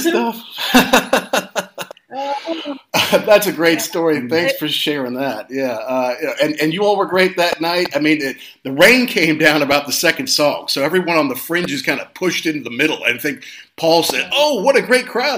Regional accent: Louisville, Kentucky, United States; I'm from Louisville, uh, Louisville, Kentucky

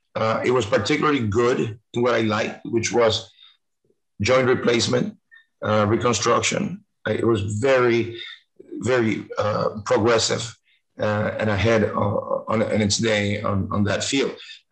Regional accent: Cuba; born there; English is a second language; moved away; I was born in Cuba. In 1957, 2 years before this terrible government came in, and my family had to leave.

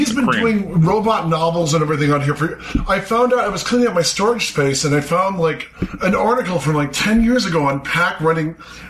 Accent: Detroit, Michigan, United States; we're from the grand city of Detroit.

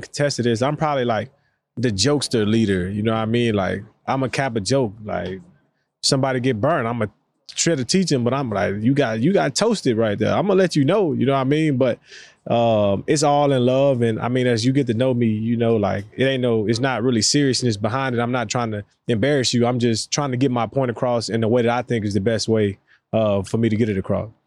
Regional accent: the South, United States; for us, especially down south, you know what I mean, that was a big time for us as black black people

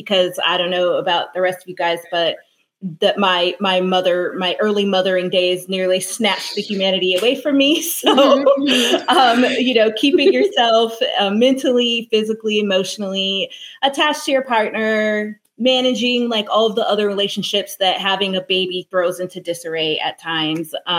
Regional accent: California, United States; moved away; I am from California.

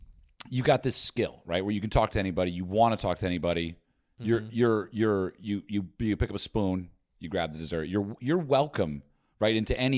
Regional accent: New Jersey, United States; born or raised there

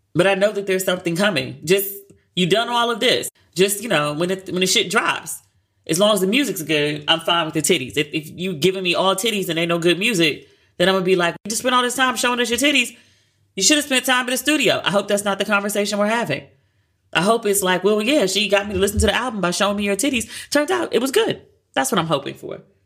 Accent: United States; I'm American

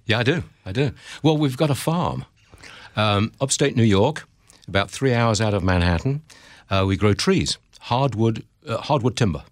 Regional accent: Derby, East Midlands, United Kingdom; accent: English; moved away as an adult; also born or lived in Hong Kong / San Francisco; now in United States; Born and raised in Derby, that's a town in the Midlands of England

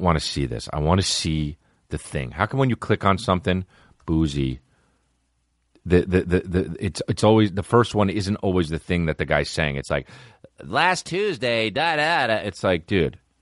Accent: New Jersey, United States; It's my hometown, New Jersey, my home state, New Jersey

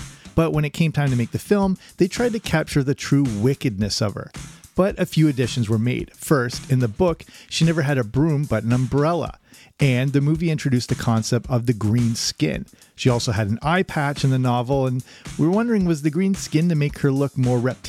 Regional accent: Canada; I grew up in Canada

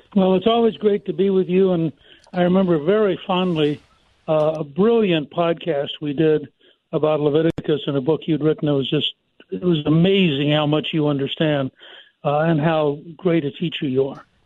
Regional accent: Harrisburg, Pennsylvania, United States; I was born in Harrisburg

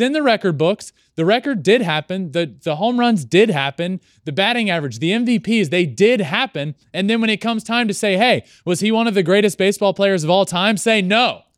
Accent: Richmond, Virginia, United States; I grew up a gigantic Atlanta Braves fan when I'm from Richmond.

